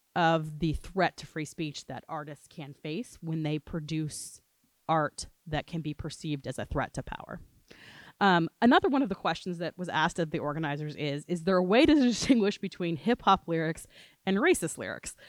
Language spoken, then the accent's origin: English; Gainesville, Florida, United States; now in New Orleans, United States; I am originally from Gainesville, Florida before I moved to New Orleans